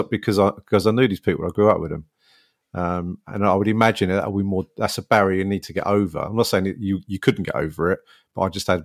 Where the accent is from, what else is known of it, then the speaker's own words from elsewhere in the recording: London, United Kingdom; I'm a South London boy, born and bred, and then that's where I worked as well.